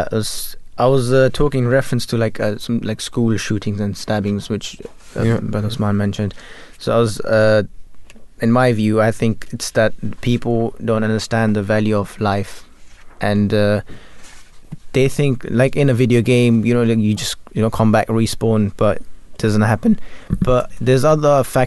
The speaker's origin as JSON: {"language": "English", "country": "Germany", "second_language": "English", "moved": "yes", "lives_now": "United Kingdom", "said": "I come from Germany"}